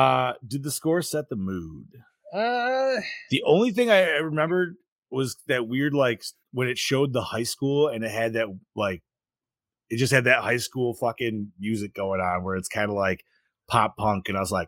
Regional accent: Utah, United States; I'm from Utah.

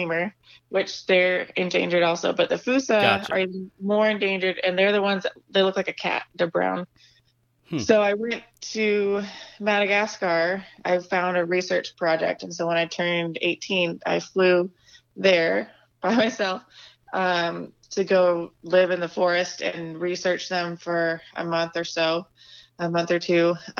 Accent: Napa, California, United States; So I grew up in Napa. Like I said earlier, I grew up super religious, Seventh-day Adventist.

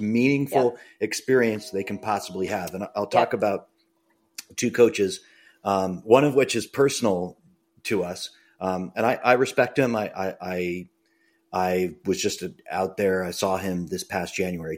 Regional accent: Braintree, Massachusetts, United States; I grew up in Braintree, and I wanted to do high school swimming

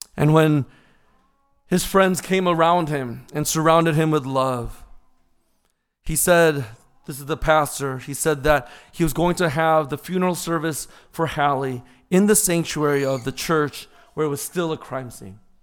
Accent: Orange County, California, United States; as a little kid growing up in Orange County.

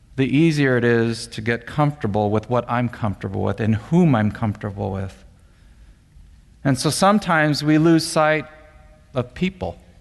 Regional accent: Monterey Park, California, United States; I grew up more specifically in Monterey Park and uh, attended Alhambra High School.

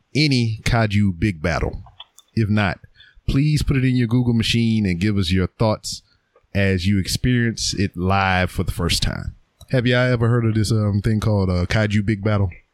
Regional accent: Lake Charles, Louisiana, United States; my hometown of Lake Charles, Louisiana

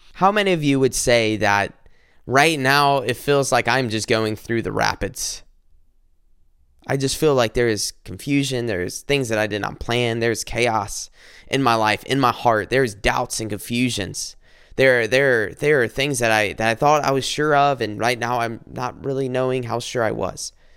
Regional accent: South Carolina, United States; moved away as an adult; now in Michigan, United States; I'm from South Carolina. I moved up here to Michigan

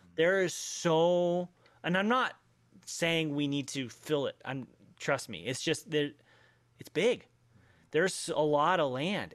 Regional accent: Denver, Colorado, United States; I grew up in Denver

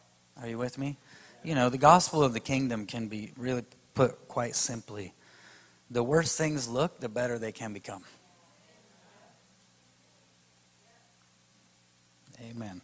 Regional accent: Iowa, United States; moved away as an adult; also born or lived in New York City; I grew up in Iowa, but I haven't lived here for 20 years.

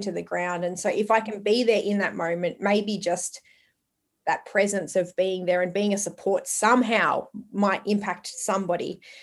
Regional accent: Longford, Victoria, Australia; also born or lived in Port Albert, Victoria; So my family originally moved to Port Albert, and then I grew up in Longford. I was a Longford girl

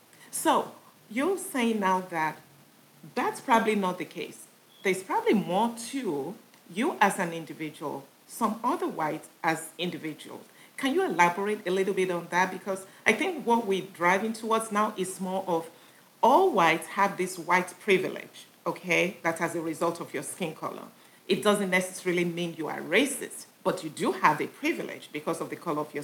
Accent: Nigeria; moved away; When I was growing up in Nigeria during my, you know, high school and what have you

